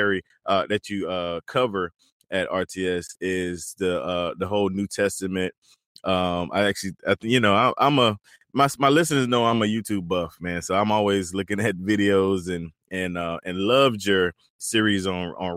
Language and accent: English; Eastern North Carolina, United States; now in South Carolina, United States; I'm actually from Eastern North Carolina